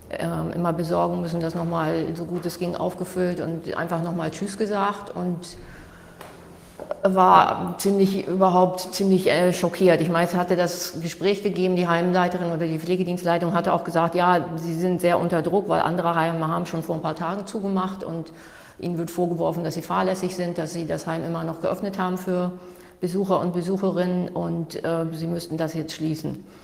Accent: Hamburg, Germany; Ich komme aus Hamburg

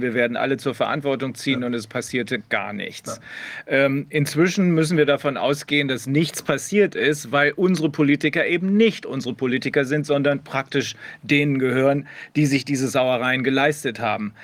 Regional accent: Germany; bei uns in Deutschland

